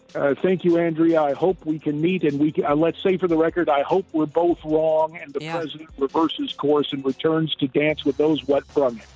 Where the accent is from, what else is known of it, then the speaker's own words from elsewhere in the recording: Arizona, United States; My home state of Arizona